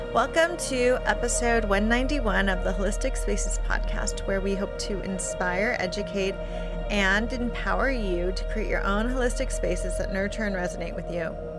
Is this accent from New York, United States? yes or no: no; California, United States; I grew up in California